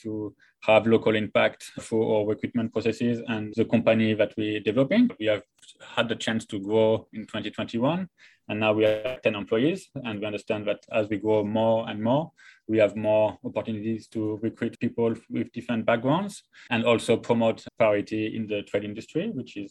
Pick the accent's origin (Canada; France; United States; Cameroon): France; moved away as an adult; also born or lived in Taiwan / Christchurch, New Zealand; now in Australia; I'm from France